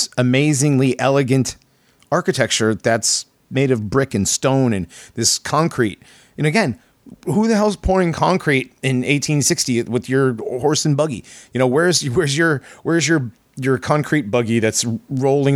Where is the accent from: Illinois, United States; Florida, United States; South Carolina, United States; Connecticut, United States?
Connecticut, United States; I grew up in Connecticut and going in New York and going back and forth between those two.